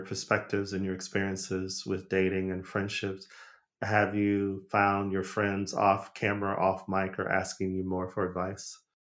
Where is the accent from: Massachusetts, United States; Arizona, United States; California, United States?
Arizona, United States; moved away as an adult; also born or lived in Los Angeles; I'm from Arizona, but I, I moved to L A as a young adult